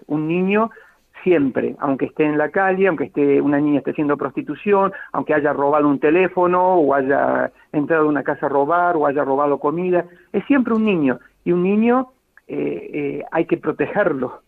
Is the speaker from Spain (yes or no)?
no; Bahía Blanca, Buenos Aires Province, Argentina; moved away as an adult; now in Sierra Leone; el patio salesiano donde crecí en el Colegio Don Bosco, en Bahía Blanca